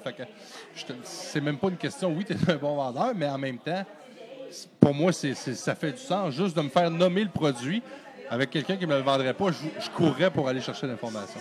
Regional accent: Chute-aux-Outardes, Quebec, Canada; moved away; je viens, je viens d'ici, je suis natif de Chute aux Stars

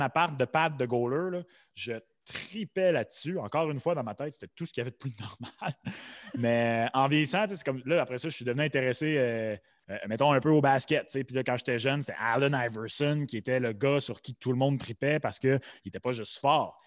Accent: Quebec, Canada; nous autres, tu sais en tant qu'hommes blancs, québécois

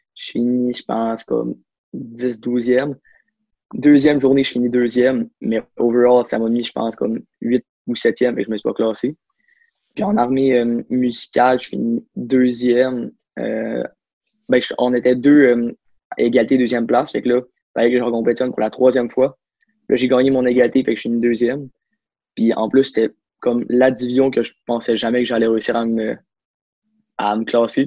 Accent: Saguenay, Quebec, Canada; je viens du Saguenay, je suis né là-bas, puis je encore là-bas

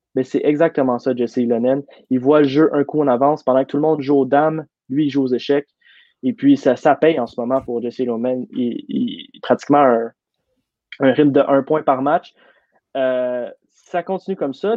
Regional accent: Laval, Quebec, Canada; Je viens de Laval

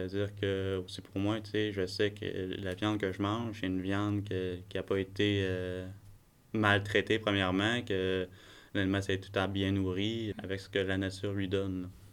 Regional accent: Bas-Saint-Laurent, Quebec, Canada; also born or lived in Côte-Nord, Quebec; très jeune à mon âge, on, est revenu dans, dans la région du Bas-Saint-Laurent. Euh, puis depuis ce temps-là, depuis les 20 dernières années, on, est ici

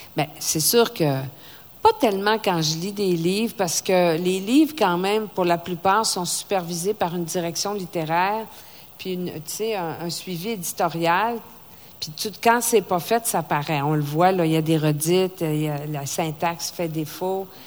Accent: Saguenay, Quebec, Canada; moved away; Au Saguenay, ma région natale, où je viens de me racheter un chalet

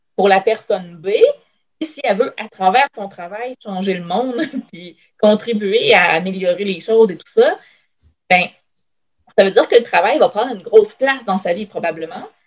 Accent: Shawinigan, Quebec, Canada; moved away as an adult; now in Quebec City, Canada; je viens de Shawinigan à la base.

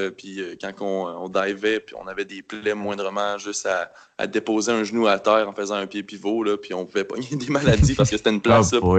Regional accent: Quebec City, Quebec, Canada; moi, en fin de compte, je suis né à Québec. Je suis né à Loretteville, puis j'habite depuis 31 ans à Québec.

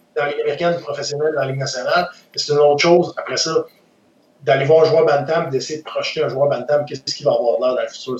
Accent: Quebec City, Quebec, Canada; j'ai été élevé à Québec

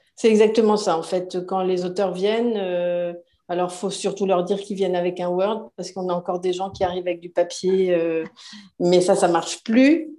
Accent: France; moved away as an adult; now in Montreal, Canada; je suis française, comme mon accent le trahit

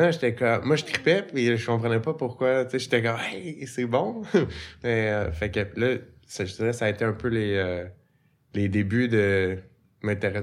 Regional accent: Repentigny, Quebec, Canada; J'ai grandi à Repentigny. Fait que je suis un, un, enfant de la banlieue.

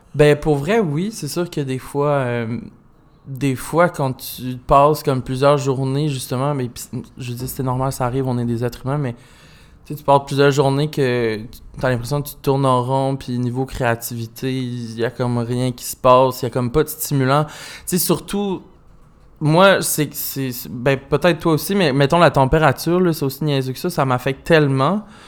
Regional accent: Magdalen Islands, Quebec, Canada; moved away; je viens des Îles-de-la-Madeleine, fait j'ai été élevé un peu dans le country

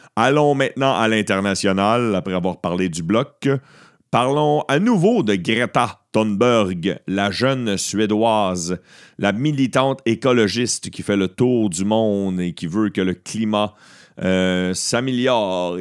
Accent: Beauharnois, Quebec, Canada; je viens de Beauharnois et j'ai timé ça parce que ce soir, je suis en spectacle dans un bar de mon village natal à Beauharnois

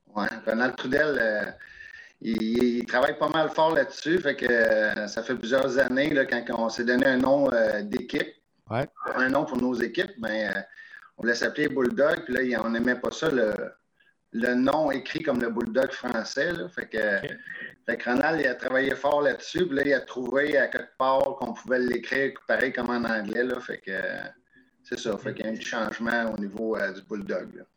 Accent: Rimouski, Quebec, Canada; moved away as an adult; je suis natif de Rimouski. J'ai grandi à Rimouski jusqu'à l'âge de 22 ans

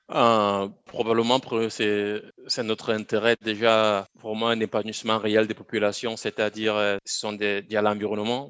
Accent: Bafoussam, West, Cameroon; moved away as an adult; also born or lived in Yaoundé, Cameroon; je suis né, j'ai grandi au Cameroun, donc à Bafsam, dans une ville de moyenne, de moyenne taille, au Cameroun

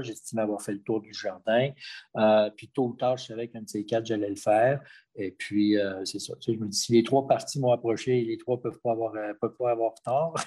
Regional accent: Quebec City, Quebec, Canada; Moi, je suis un gars de Québec, je suis né à Québec

